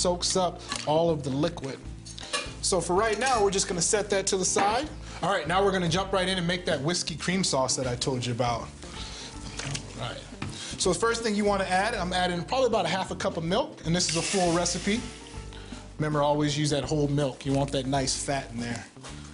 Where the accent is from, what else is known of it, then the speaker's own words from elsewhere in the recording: Louisiana, United States; I'm from Louisiana